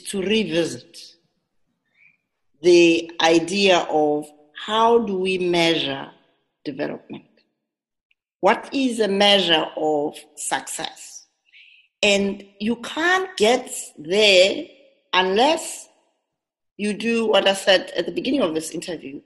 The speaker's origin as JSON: {"language": "English", "country": "South Africa", "said": "us as a South African society"}